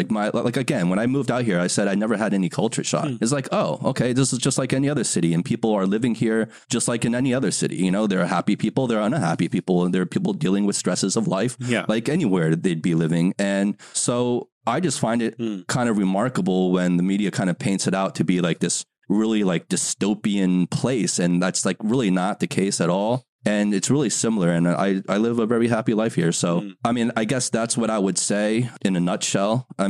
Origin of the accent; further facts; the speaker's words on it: United States; also born or lived in New York / Los Angeles; now in Shanghai, China; I grew up in the States. Mm-hmm. And I've been in Shanghai for the last 15 years.